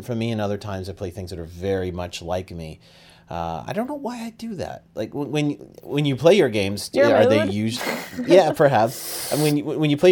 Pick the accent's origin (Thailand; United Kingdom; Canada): Canada; accent: Canadian; the Canadian in my accent